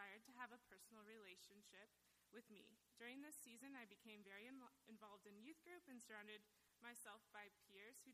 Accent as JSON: {"language": "English", "town": "Council Bluffs", "region": "Iowa", "country": "United States", "tie": "born or raised there", "said": "I was born and raised in Council Bluffs, Iowa."}